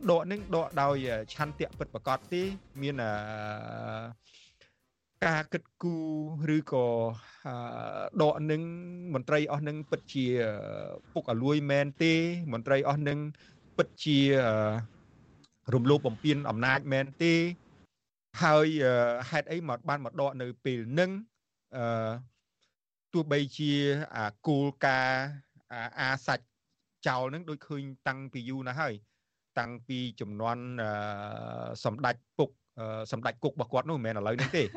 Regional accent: Cambodia; moved away; យើងជា ខ្មែរតារាជាខ្មែរទោះបីជាយើងនៅក្រៅប្រទេសក៏ដោយ

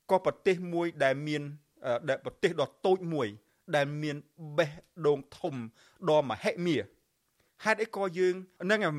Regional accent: Cambodia

